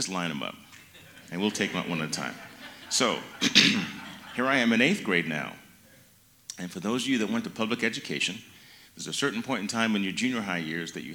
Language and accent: English; Mountain Home, Idaho, United States; Growing up in Idaho